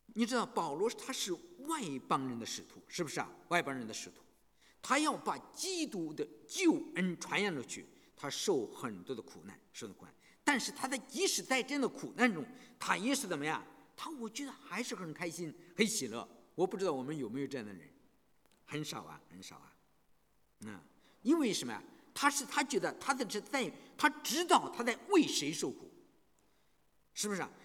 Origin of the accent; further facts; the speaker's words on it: China; moved away; 我们从大陆来的人